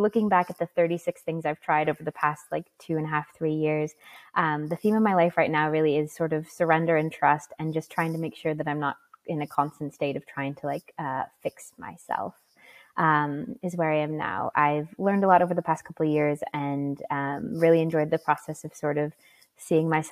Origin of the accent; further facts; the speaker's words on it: Bismarck, North Dakota, United States; moved away as an adult; also born or lived in Wind River, Wyoming; I was raised, born and raised in Bismarck, North Dakota in the United States.